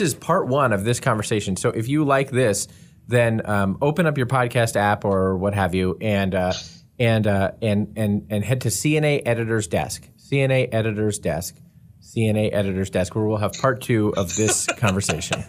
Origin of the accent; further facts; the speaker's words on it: United States; half this podcast is the U.S. freaking